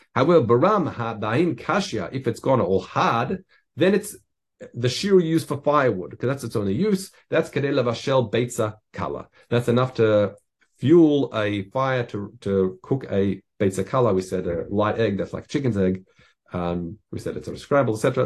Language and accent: English; Australia; I grew up in Australia